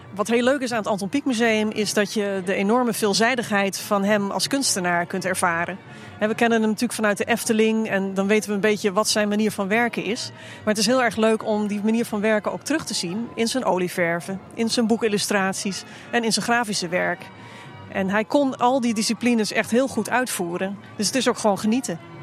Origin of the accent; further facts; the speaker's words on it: Haarlem, North Holland, Netherlands; ik ben geboren in Haarlem op de grens met Overveen.